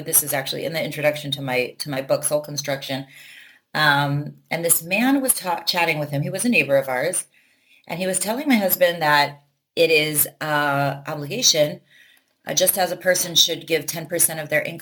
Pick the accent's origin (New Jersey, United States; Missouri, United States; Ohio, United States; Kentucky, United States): Ohio, United States; Cleveland; I grew up religious here in Cleveland, and I went to day school